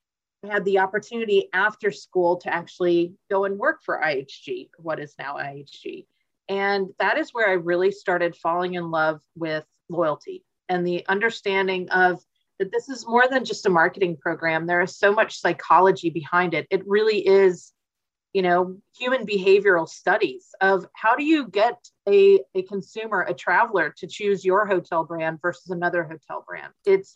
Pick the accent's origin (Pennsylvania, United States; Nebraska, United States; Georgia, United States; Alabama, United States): Georgia, United States; Atlanta; And as I was growing up in Atlanta, clearly it was Delta.